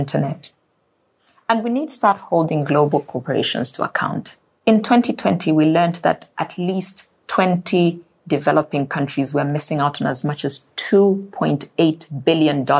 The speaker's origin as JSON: {"language": "English", "country": "Zambia", "said": "My home country of Zambia"}